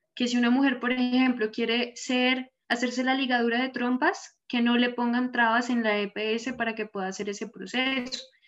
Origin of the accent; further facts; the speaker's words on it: Bogotá, Colombia; yo soy de Bogotá